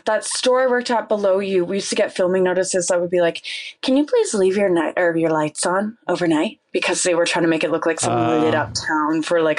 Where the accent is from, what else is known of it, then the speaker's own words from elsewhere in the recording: Cobourg, Ontario, Canada; Coburg, Ontario.